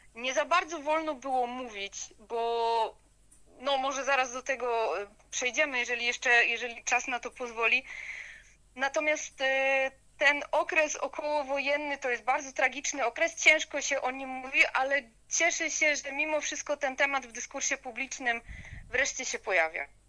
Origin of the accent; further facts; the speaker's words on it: Upper Silesia, Poland; pochodzę z Górnego Śląska, y, urodziłam się tutaj, cała moja rodzina stąd pochodzi